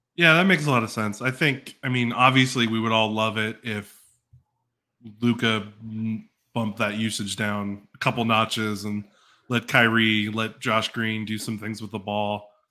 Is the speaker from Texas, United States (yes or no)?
yes; Dallas, Texas, United States; I grew up in in Dallas, like Dallas